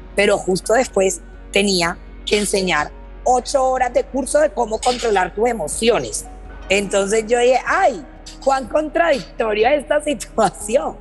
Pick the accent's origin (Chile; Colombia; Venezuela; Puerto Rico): Colombia; yo tengo 24 años, vengo de Colombia